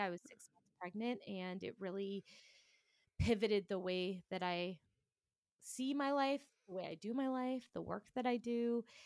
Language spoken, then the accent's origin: English; Toronto, Ontario, Canada; I am from Toronto, Canada.